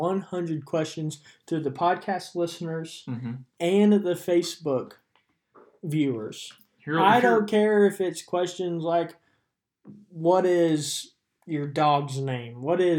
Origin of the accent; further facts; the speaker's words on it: Mustang, Oklahoma, United States; I grew up here in Mustang, so I rep all the Mustang stuff.